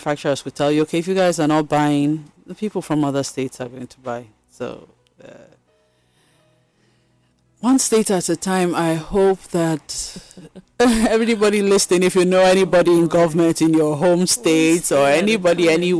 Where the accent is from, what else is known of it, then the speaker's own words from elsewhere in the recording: Benue, Nigeria; also born or lived in Kaduna / Minna; so I grew up everywhere, but... I've lived in Kaduna, I've lived in Mina, and then I'm from Benue State.